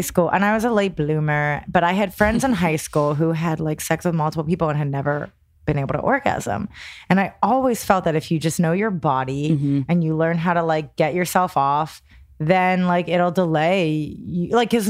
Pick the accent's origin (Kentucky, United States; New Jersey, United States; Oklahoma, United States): New Jersey, United States